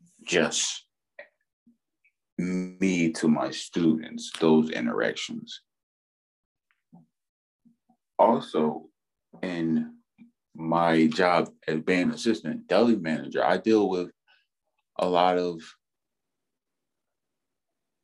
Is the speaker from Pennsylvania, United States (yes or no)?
yes; Philadelphia, Pennsylvania, United States; I grew up in South Philadelphia